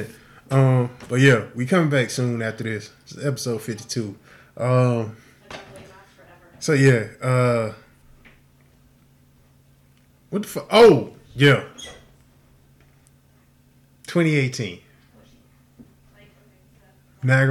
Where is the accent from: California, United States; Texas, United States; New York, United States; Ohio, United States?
Texas, United States; Houston; I was raised in Houston.